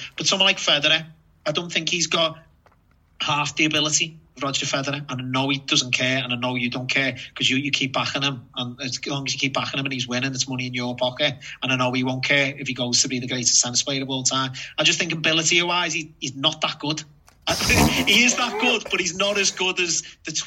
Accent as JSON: {"language": "English", "country": "United Kingdom", "said": "you're expected as a Brit"}